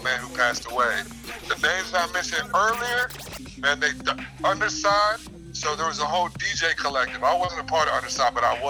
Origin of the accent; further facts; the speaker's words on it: Newport News, Virginia, United States; also born or lived in Richmond, Virginia; Man, I was born and raised in Newport News, Virginia, man.